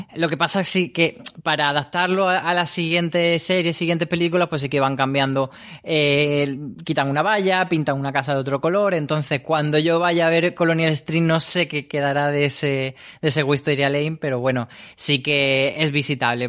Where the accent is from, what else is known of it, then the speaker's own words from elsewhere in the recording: Granada, Andalusia, Spain; moved away; ahora estoy en mi tierra, en Granada